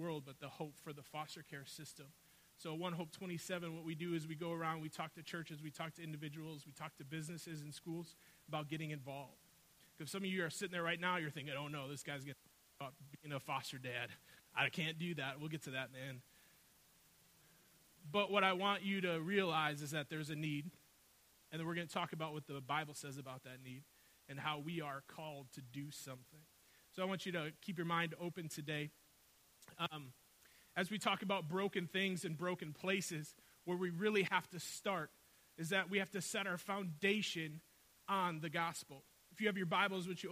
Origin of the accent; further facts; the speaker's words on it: Milwaukee, Wisconsin, United States; I grew up on the north side of Milwaukee